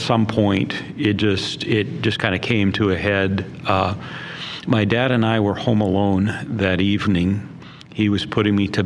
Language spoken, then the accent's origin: English; Barron, Wisconsin, United States; I was born and raised in Barron, Wisconsin